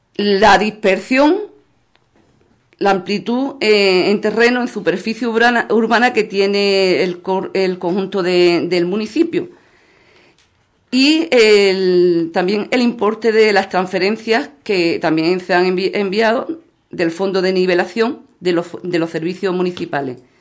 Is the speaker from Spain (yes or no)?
yes; Ubrique, Andalusia, Spain; nuestro pueblo ubrique